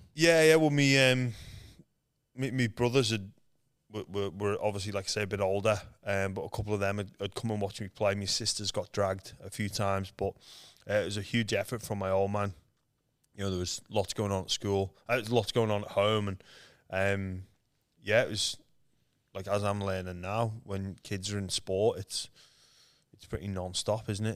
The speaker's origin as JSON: {"language": "English", "town": "Liverpool", "region": "North West England", "country": "United Kingdom", "tie": "born or raised there", "moved": "as an adult", "lives_now": "Australia", "said": "I was born in Liverpool, England, um, where there's no rugby league. I'm one of seven kids"}